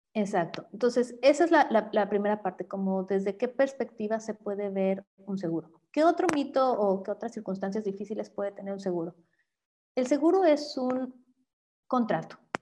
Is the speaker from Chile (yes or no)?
no; Mexico; como mexicanos